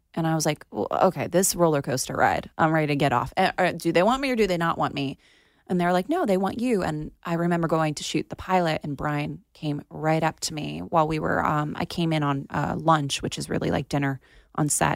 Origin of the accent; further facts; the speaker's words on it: Plantation, Florida, United States; my hometown in Plantation